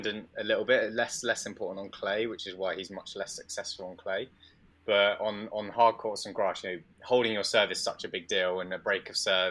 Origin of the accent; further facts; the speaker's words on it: United Kingdom; I'm British